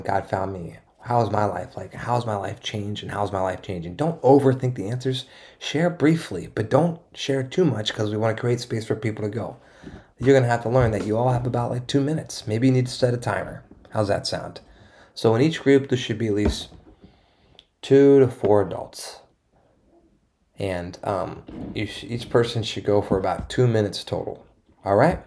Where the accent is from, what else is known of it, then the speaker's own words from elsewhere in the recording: East Coast, United States; now in San Diego, United States; I'm from the East Coast